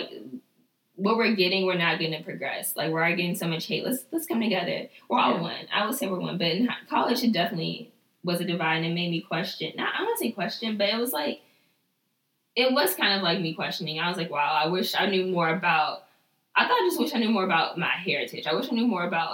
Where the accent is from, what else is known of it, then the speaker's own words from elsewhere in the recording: United States; we're American